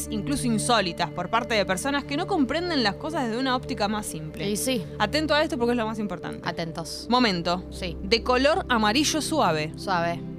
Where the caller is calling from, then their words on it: Buenos Aires, Argentina; de Boedo y la verdad es que soy fan de los MTV Unplugged.